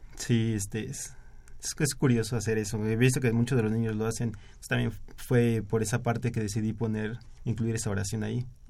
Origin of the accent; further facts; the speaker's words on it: State of Mexico, Mexico; Soy de, de en el Estado de México.